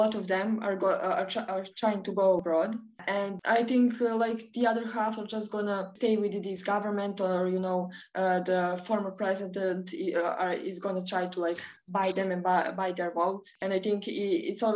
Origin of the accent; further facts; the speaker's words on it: Podgorica, Montenegro; I'm 19, and I'm from Podgorica, which is the capital of Montenegro